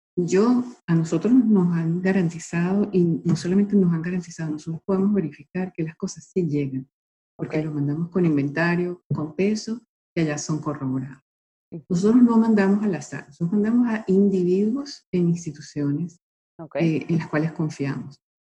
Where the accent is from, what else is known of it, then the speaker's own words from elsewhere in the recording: Venezuela; moved away; also born or lived in Italy; yo nací en Italia, pero a los tres meses mis padres me llevaron a Venezuela